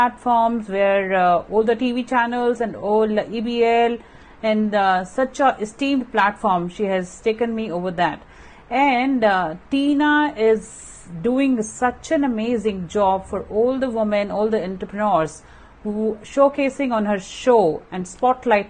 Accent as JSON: {"language": "English", "country": "India", "said": "being an Indian woman"}